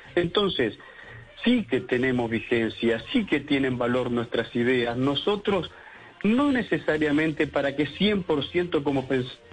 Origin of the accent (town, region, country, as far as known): Uruguay